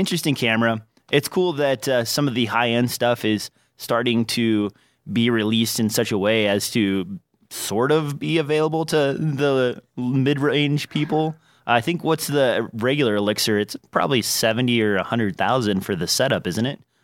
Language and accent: English; Nebraska, United States; accent: least noticeable accent; I'm from Nebraska